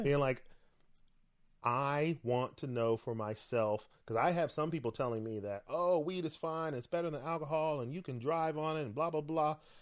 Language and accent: English; Florida, United States; moved away; I'm from Florida.